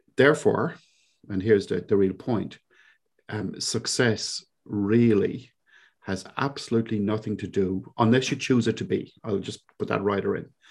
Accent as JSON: {"language": "English", "town": "Cork", "region": "Munster", "country": "Ireland", "tie": "born or raised there", "accent": "Cork", "moved": "as an adult", "lives_now": "New Zealand", "said": "I grew up in, uh, a little place in Ireland, in the southern coast of Ireland, uh, down in Cork, of all places. So for those of you who are connoisseurs of accents, this is indeed a Cork accent."}